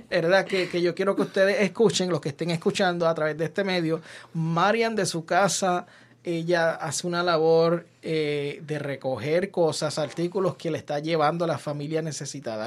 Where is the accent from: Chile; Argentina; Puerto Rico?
Puerto Rico; Yauco; moved away; yo soy jibarito de Yauco también.